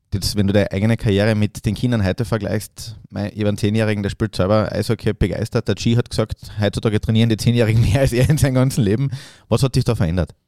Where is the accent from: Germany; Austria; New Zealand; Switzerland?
Austria; uns Österreichern